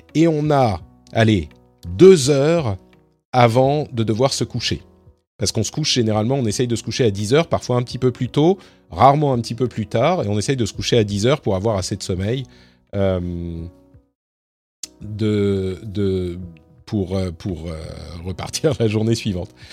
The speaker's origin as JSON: {"language": "French", "country": "France", "moved": "as an adult", "said": "j'ai quitté la France en 2016."}